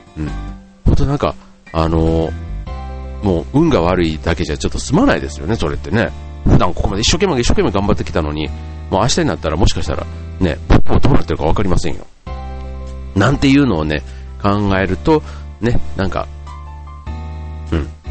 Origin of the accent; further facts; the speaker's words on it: Yao, Osaka, Japan; moved away; 僕らが大阪に住んでたからね。うん。だから、あの、僕の実家の近所に八尾空港っていうのがあったんですけど